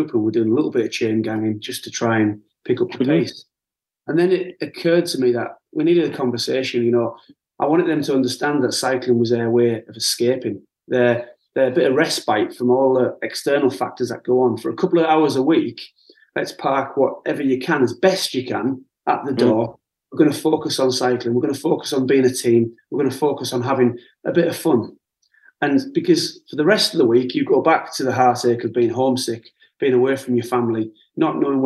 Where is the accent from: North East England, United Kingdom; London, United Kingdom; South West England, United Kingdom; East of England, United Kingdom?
North East England, United Kingdom; the Northeast; I'm a lad from the Northeast, you know, I'm a white working class lad